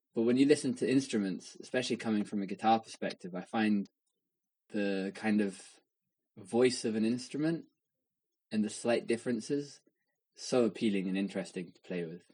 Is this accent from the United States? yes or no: no; England, United Kingdom; someone who's grown up in England